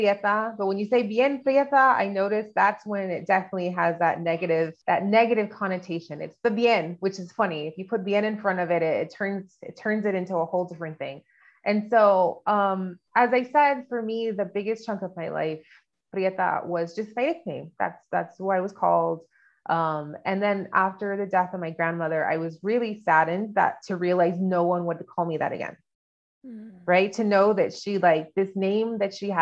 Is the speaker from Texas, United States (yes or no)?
yes; El Paso, Texas, United States; moved away as an adult; Growing up in El Paso, I found when I moved away was very unique because of the duality of growing up here